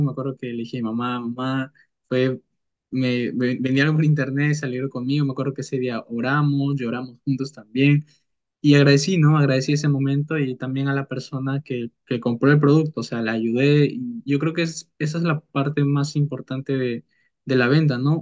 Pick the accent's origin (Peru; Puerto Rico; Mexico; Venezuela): Peru; mi país, eh, que es Perú